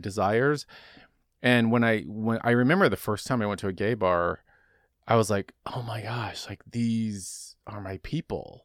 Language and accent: English; Dallas, Texas, United States; I grew up in Dallas, Texas